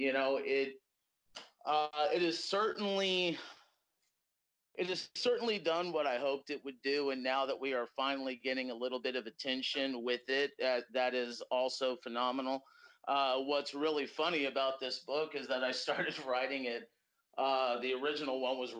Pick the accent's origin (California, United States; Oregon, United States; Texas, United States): Texas, United States; to be a guy from the South, to be from the state of Texas